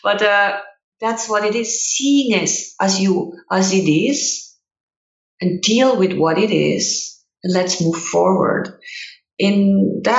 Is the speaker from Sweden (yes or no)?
no; Switzerland; English is a second language; moved away as an adult; now in United States; growing up in Switzerland